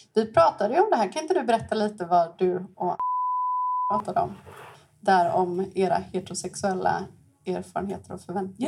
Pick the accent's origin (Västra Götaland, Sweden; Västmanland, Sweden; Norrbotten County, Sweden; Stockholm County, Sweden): Stockholm County, Sweden; Stockholm; moved away as an adult; now in Gothenburg, Sweden; också från Stockholm, bott i Göteborg i 12 år